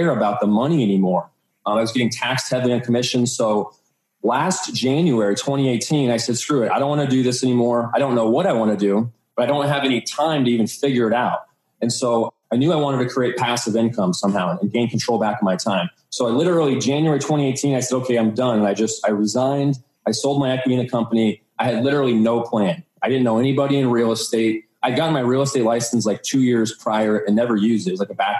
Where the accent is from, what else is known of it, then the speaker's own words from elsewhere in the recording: Phoenix, Arizona, United States; also born or lived in Colorado; I was born and raised here in Phoenix. So I pretty much lived here my entire life.